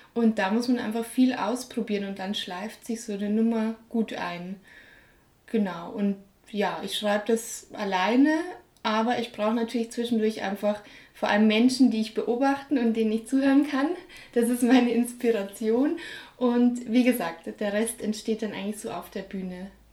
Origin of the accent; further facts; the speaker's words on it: Munich, Bavaria, Germany; ich bin ja in München aufgewachsen